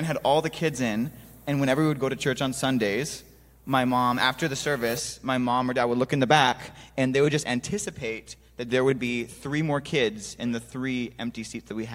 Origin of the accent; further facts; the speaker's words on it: North Dakota, United States; moved away; I grew up in North Dakota, very different from L.A.